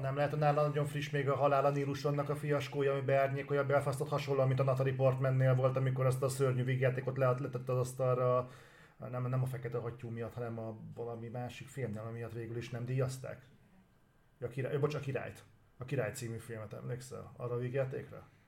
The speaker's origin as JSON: {"language": "Hungarian", "country": "Hungary"}